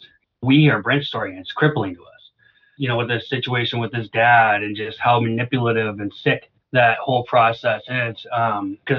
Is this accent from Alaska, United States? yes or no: yes; Alaska, United States; moved away; I'm from Alaska. I was born and raised on a homestead.